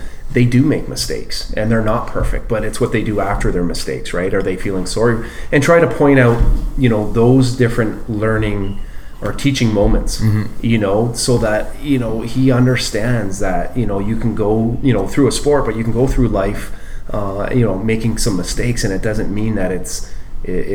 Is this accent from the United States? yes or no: no; Oshawa, Ontario, Canada; growing up in Oshawa